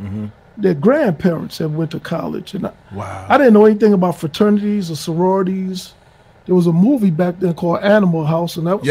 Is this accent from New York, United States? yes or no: yes; New York City, New York, United States; I'm from Hollis, Queens. I'm 56 years old, so my era was really the 80s. I was a young man in the 80s.